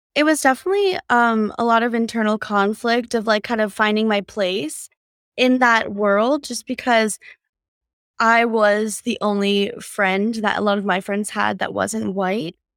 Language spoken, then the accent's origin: English; northeastern Pennsylvania, United States; moved away as an adult; now in California, United States; I grew up in a small town in northeastern Pennsylvania